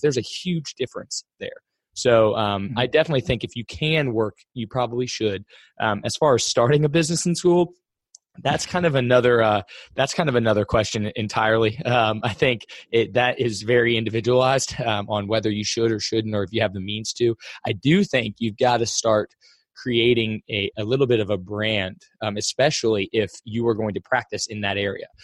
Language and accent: English; Cincinnati, Ohio, United States; I'm from Cincinnati